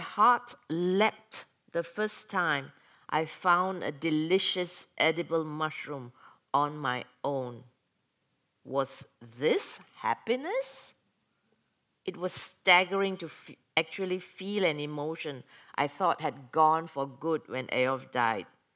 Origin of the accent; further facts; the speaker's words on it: Malaysia; moved away as an adult; now in Norway; I come from Malaysia, went to Norway as an exchange student, stayed on